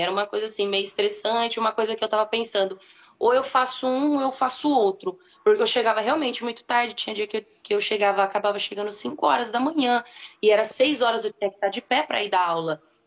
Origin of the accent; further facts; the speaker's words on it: Mato Grosso do Sul, Brazil; now in Rio Claro, Brazil; eu não sou daqui de Rio Claro, né? Eu sou de Mato Grosso do Sul